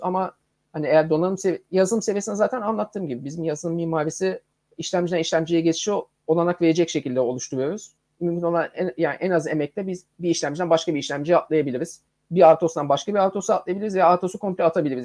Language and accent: Turkish; Adana, Turkey; now in Istanbul, Turkey; Ben bu arada Adanalıyım.